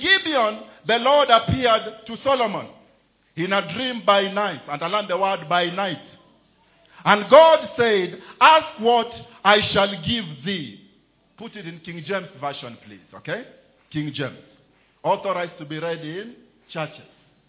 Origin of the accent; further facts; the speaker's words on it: Kenya; There is a way as a Kenyan, when you are in Kenya you can talk.